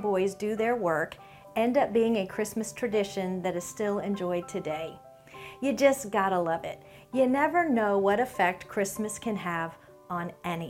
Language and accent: English; Ohio, United States; now in Florida, United States; I was born in Ohio